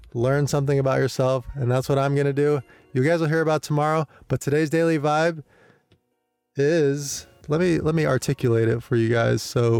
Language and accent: English; United States; I'm American